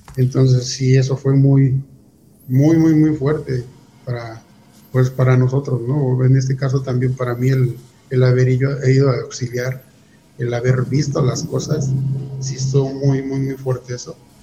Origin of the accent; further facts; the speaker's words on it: Huixquilucan / Toluca area, State of Mexico, Mexico; somos de un pueblo. Eh, pertenece al municipio de Teguisquilucan y parte de Toluca